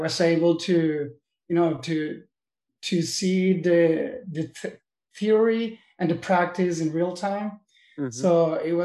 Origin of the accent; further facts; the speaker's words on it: Caracas, Capital District, Venezuela; moved away as an adult; also born or lived in New York, United States; now in Miami, United States; I was raised and born in Venezuela, in Caracas, in the capital.